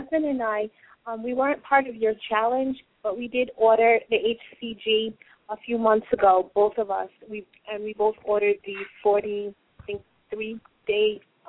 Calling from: Long Island, New York, United States; I'm calling from Long Island, New York.

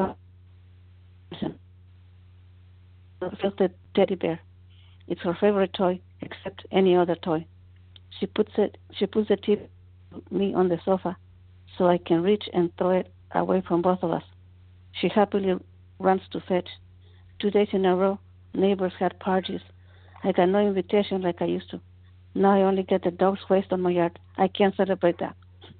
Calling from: Oxnard, California, United States; I'm calling from Oxnard, California.

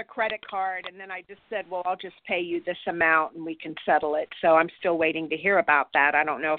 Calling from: California, United States; I'm from California.

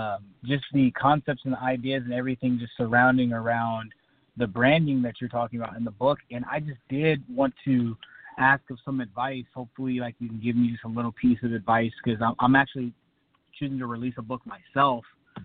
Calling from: Clovis, California, United States; I'm calling from Clovis, California.

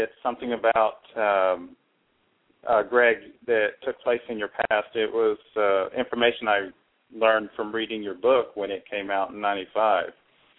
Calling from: Tennessee, United States; I'm calling from Tennessee.

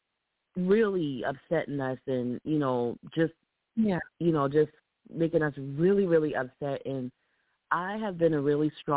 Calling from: Columbia, South Carolina, United States; I'm calling from Columbia, South Carolina.

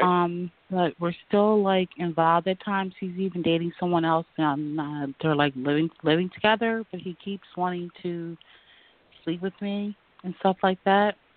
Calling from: Pennsylvania, United States; I'm calling from Pennsylvania

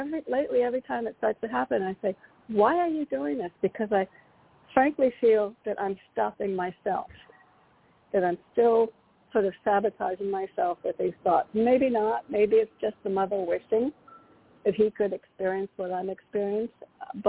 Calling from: Connecticut, United States; Hi, this is … from Connecticut.

